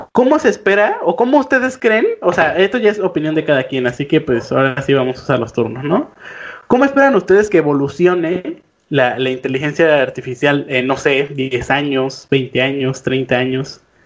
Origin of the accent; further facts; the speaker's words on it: Mexico; nosotros como mexicanos